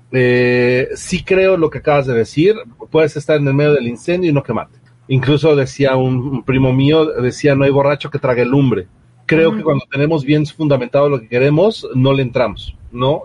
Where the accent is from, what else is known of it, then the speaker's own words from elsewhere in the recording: Mexico; como buenos mexicanos